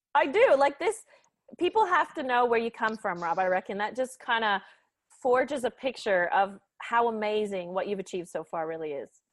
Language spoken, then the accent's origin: English; Canada; as a Canadian